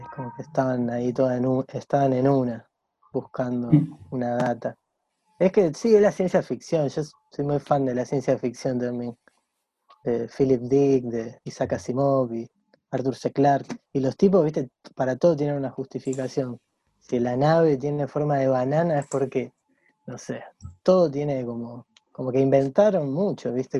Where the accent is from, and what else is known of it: Rosario, Santa Fe, Argentina; born or raised there